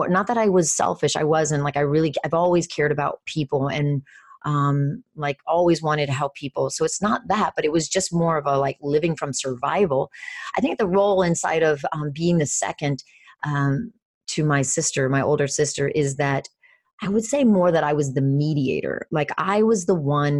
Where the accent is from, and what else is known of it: Venezuela; born or raised there; moved away